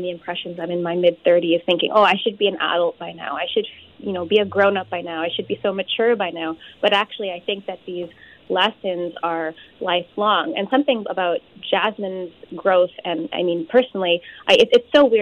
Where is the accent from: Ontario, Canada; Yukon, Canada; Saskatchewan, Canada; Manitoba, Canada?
Saskatchewan, Canada; Saskatoon; my South Asian community growing up in Saskatoon was quite progressive